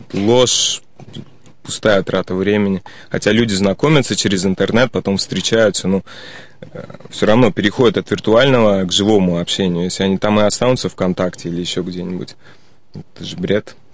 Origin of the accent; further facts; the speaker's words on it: Saint Petersburg, Russia; moved away as an adult; also born or lived in Spain; коренной житель Санкт-Петербурга. Родился здесь, учился в школе